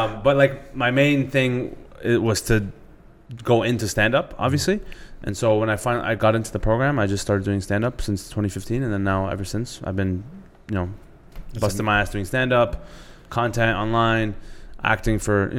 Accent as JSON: {"language": "English", "town": "Toronto", "region": "Ontario", "country": "Canada", "tie": "born or raised there", "also_born_or_lived": "Markham, Ontario", "said": "I'm turning 26, and I'm from Markham, Ontario. Born and raised in Scarborough, though."}